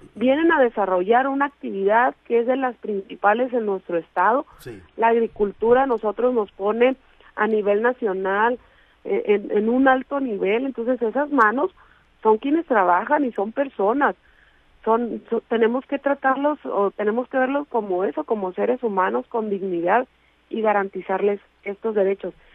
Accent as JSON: {"language": "Spanish", "country": "Mexico", "said": "hacia el norte que es de donde yo soy"}